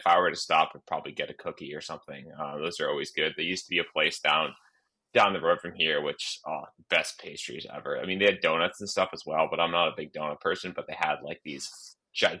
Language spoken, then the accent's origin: English; United States; also born or lived in New England; now in Colorado, United States; I am an American over in Basin, normally in Colorado. Right now I'm in New England for the holidays